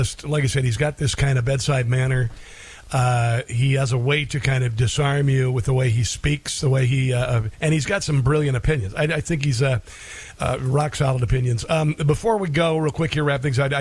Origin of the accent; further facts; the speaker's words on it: Omaha, Nebraska, United States; now in Kansas, United States; I live in Kansas, and I lived near, and I was born in Omaha, Nebraska